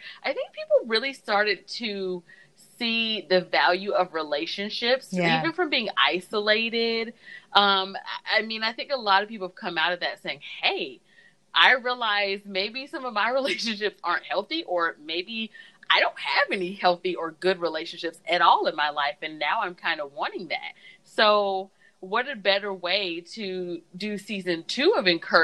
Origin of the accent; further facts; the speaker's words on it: Southeast, United States; moved away as an adult; now in Iowa, United States; I'm from the South, Southeast